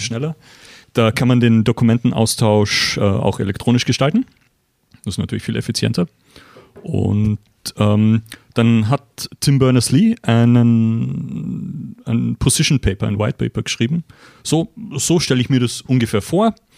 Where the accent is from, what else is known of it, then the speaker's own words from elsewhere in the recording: Austria; moved away as an adult; also born or lived in CERN, Geneva; now in Switzerland; Ich bin ursprünglich aus Österreich, bin jetzt aber schon seit 17 Jahren hier